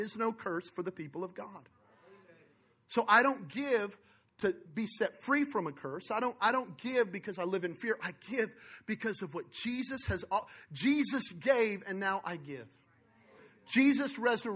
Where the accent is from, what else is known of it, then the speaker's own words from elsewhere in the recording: Belen, New Mexico, United States; I was born in Belen, New Mexico, in a trailer park